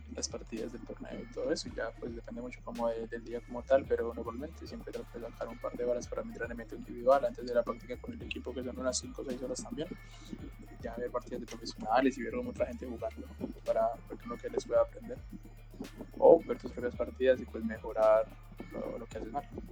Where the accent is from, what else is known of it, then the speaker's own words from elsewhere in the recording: Colombia; soy el único colombiano de este equipo